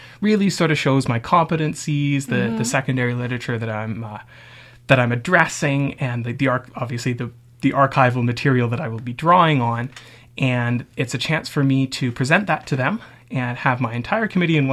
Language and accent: English; Canada; first language English; also born or lived in St Andrews, Scotland; I am actually a Canadian student. I'm not an international student